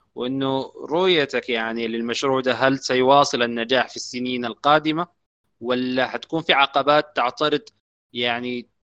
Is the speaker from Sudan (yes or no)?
yes; Sudan; عندنا في السودان